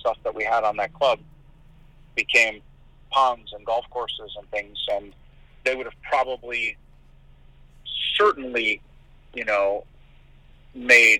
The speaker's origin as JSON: {"language": "English", "town": "Wonder Lake", "region": "Illinois", "country": "United States", "tie": "born or raised there", "said": "I grew up in a little town called Wonder Lake, Illinois."}